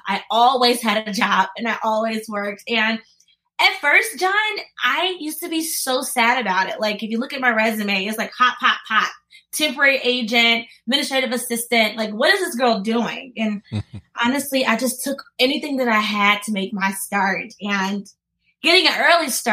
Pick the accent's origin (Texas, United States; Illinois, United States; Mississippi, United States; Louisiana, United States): Mississippi, United States; Columbus; I'm from Columbus, Mississippi